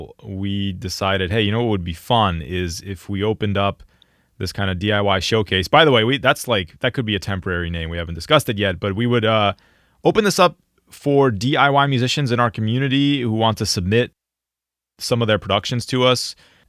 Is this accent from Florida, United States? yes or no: no; Philadelphia, Pennsylvania, United States; I'm from Philadelphia.